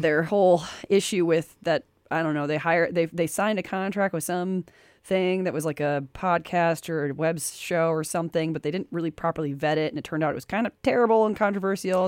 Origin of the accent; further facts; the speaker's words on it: United States; I grew up in America